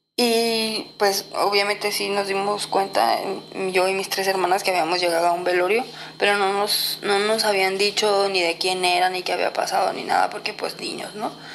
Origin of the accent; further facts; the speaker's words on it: Guadalajara, Jalisco, Mexico; Yo soy de Guadalajara y nos fuimos hacia el pueblo de Tecomán, en Colima